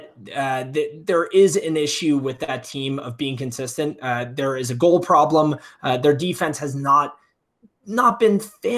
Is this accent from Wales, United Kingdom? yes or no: yes; Wales, United Kingdom; as a Welshman, as two Welshmen doing a podcast here